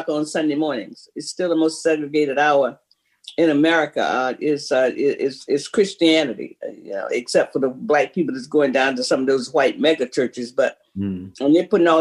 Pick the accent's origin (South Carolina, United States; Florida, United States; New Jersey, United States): Florida, United States; Jacksonville; I was born in Brewster Hospital, the colored side.